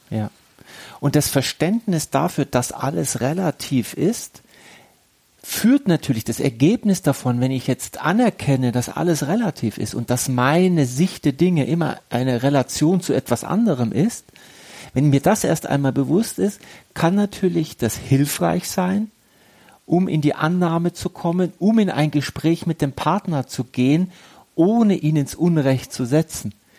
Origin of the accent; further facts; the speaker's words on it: Germany; also born or lived in Egypt; ich bin ja halb Deutscher, halb Ägypter und es ist ja auch ein Teil meiner Heimat